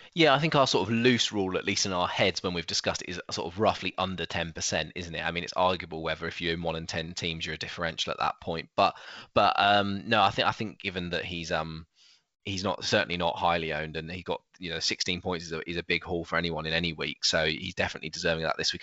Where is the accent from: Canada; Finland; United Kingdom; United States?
United Kingdom; as British people